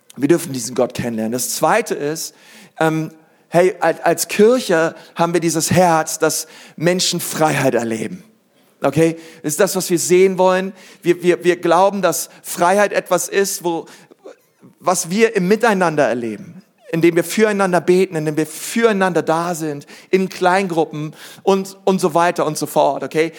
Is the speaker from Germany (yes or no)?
yes; Berlin, Germany; now in Nuremberg, Germany; ich komme aus Berlin